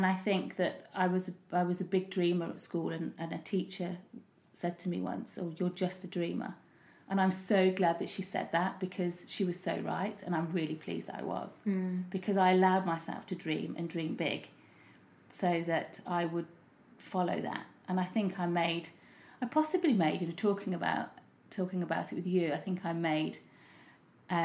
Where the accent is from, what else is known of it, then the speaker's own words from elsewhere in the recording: Leicester, East Midlands, United Kingdom; moved away as an adult; also born or lived in London; I did lots of things in my hometown, Leicester